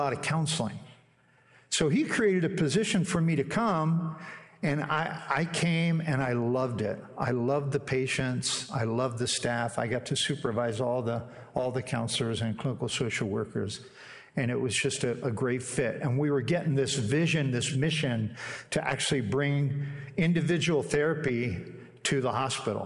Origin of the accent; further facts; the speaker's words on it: Pennsylvania, United States; moved away as an adult; now in Fort Wayne, United States; I grew up in Pennsylvania, God's country, and came here in the fall of 1980